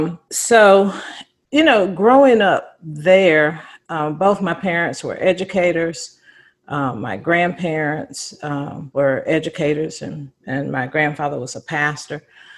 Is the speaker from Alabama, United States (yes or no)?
no; Belhaven, North Carolina, United States; I'd probably start out with my background growing up in Eastern North Carolina. I grew up in a small town called Belhaven, North Carolina.